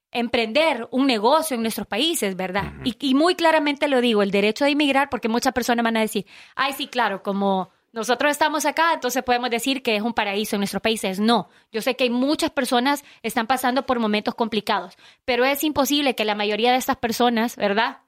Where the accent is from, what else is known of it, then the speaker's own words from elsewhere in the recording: Honduras; now in United States; 100% hondureña